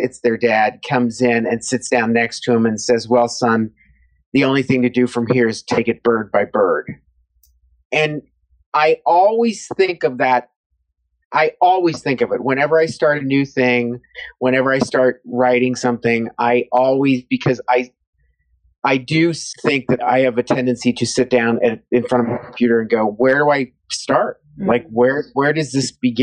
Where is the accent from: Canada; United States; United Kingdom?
United States; Cincinnati, Ohio; moved away; I grew up in Cincinnati, Ohio